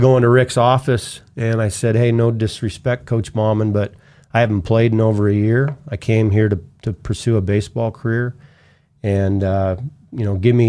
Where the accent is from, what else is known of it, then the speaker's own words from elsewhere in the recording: Canada; Being a Canadian and being in the U.S. on a student visa, when I graduated and I was finished school, I was at a crossroads